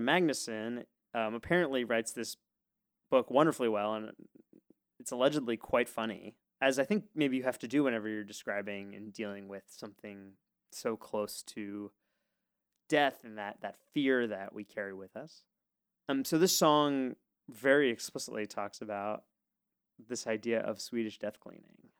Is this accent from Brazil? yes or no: no; United States; as an American